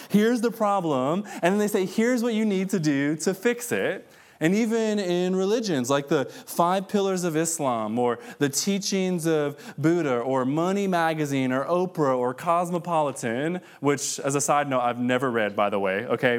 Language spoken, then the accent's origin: English; Detroit, Michigan, United States; moved away; I'm from Detroit originally, and, uh, I grew up in the hood